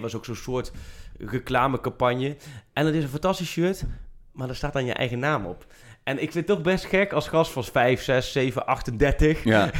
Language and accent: Dutch; Achterhoek, Gelderland, Netherlands; ik kom uit de Achterhoek